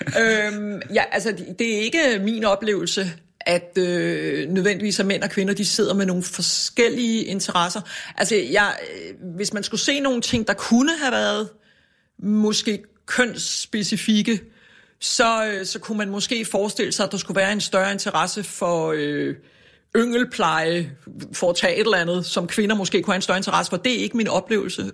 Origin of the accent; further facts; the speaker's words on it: Copenhagen, Capital Region of Denmark, Denmark; jeg er vokset op ude på Amager